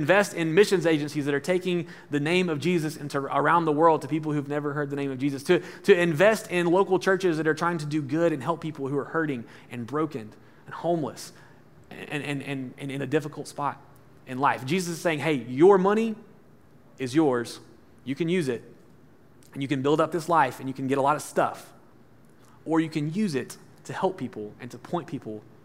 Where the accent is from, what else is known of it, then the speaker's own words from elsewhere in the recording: Alabama, United States; moved away; I'm from Alabama, and you know, my high school students joke at me because I talk about Alabama all the time, but it's funny to be in from like the country.